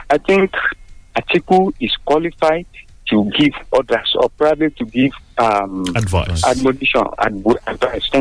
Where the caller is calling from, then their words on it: Abeokuta, Ogun State, Nigeria; I'm calling from the People's Parliament here in Abeokuta.